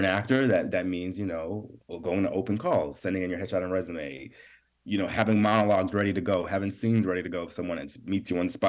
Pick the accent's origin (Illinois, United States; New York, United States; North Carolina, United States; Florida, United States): New York, United States; I was from New York. I wasn't from LA.